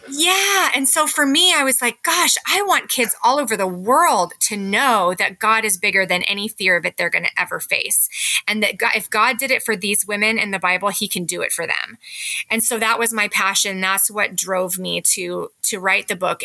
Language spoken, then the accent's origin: English; California, United States; moved away as an adult; now in Parkland, United States; I was raised in California and I came up to Washington to attend college